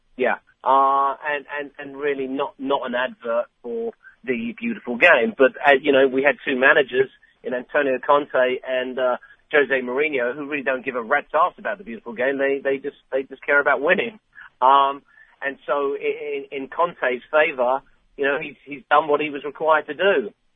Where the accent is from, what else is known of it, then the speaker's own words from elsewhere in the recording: England, United Kingdom; I'm English